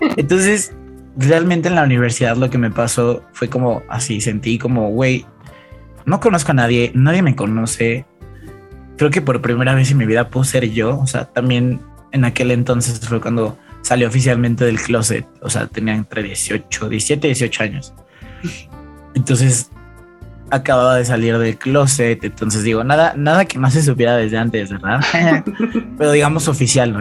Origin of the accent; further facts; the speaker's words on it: Mexico City, Mexico; soy de Ciudad de México